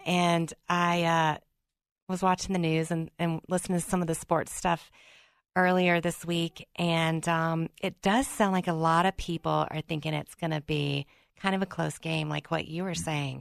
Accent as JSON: {"language": "English", "region": "Mississippi", "country": "United States", "tie": "born or raised there", "accent": "Southern", "said": "Growing up in Mississippi"}